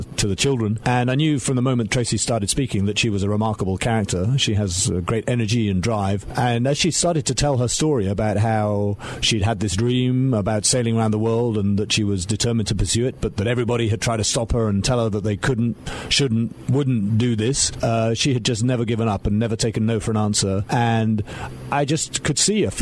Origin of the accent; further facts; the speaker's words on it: United Kingdom; now in London, United Kingdom; Originally, I was born and brought up on the Welsh borders, a very remote part